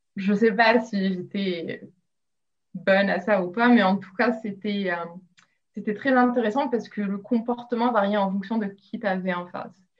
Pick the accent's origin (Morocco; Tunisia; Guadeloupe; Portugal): Morocco; Rabat, Rabat-Salé-Kénitra; moved away as an adult; also born or lived in Rouen, France / Lille, France; now in Australia; J'ai grandi au Maroc où je suis allée au lycée français à Rabat